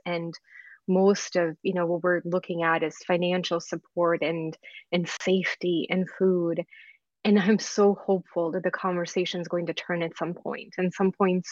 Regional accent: Belgrade, Serbia; moved away; I'm from former Yugoslavia. I was born and raised in Belgrade, and my family and I left in 1992

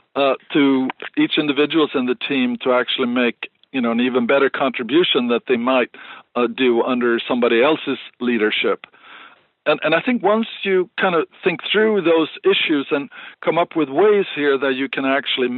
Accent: Sweden; moved away as an adult; now in United States; I was brought up in Sweden

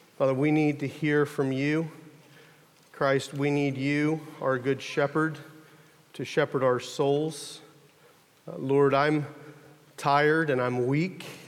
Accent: United States; I'm from America

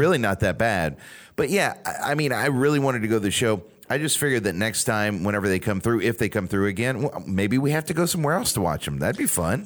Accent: Louisiana, United States; Growing up in Louisiana

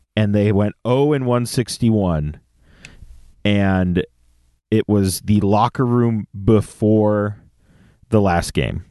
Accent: San Jose, California, United States; moved away; also born or lived in Campbell, California; from the Bay Area, born and raised in San Jose

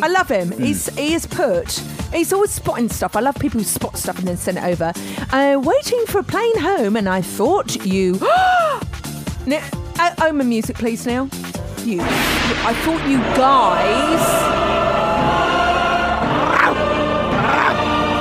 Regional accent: Tunbridge Wells, South East England, United Kingdom; when we were growing up in Tunbridge Wells

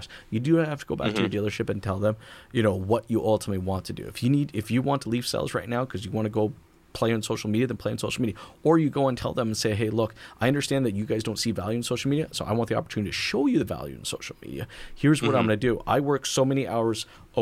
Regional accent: United States; now in Canada; I'm American, but I'm in Canada

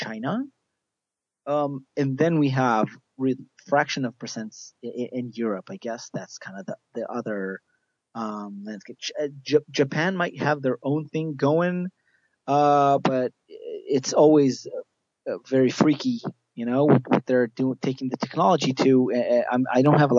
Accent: a small kibbutz in the south of Israel, Southern District, Israel; moved away; I originally am from Israel, from a small kibbutz down in the south of Israel where I grew up most of my life

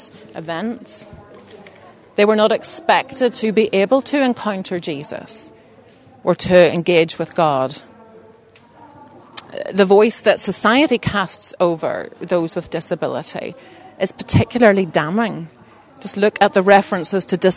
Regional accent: Belfast, Northern Ireland, United Kingdom; moved away as an adult; also born or lived in Bangladesh; I grew up in East Belfast, still live in East Belfast, but had a bit of a dip out

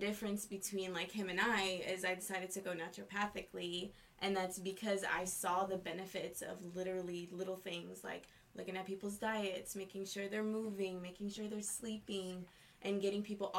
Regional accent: New York City, New York, United States; I grew up in Brooklyn, New York

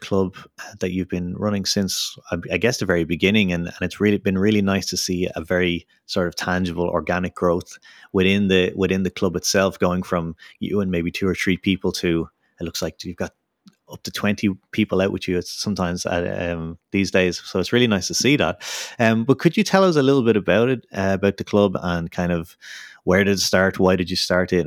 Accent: Dublin, Leinster, Ireland; moved away; back in my hometown of Dublin

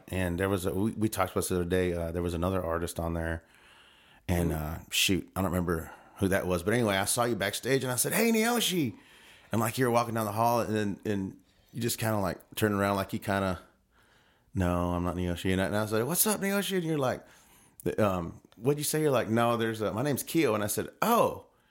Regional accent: Arizona, United States; moved away; I'm from Arizona. We had one black kid in school.

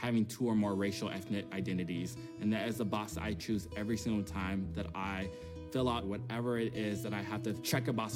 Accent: Detroit, Michigan, United States; I grew up in Detroit, Michigan, which is predominantly Black

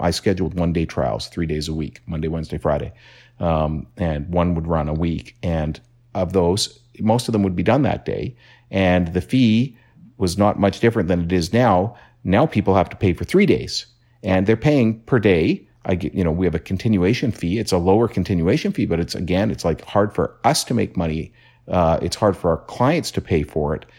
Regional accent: Canada; being Canadian

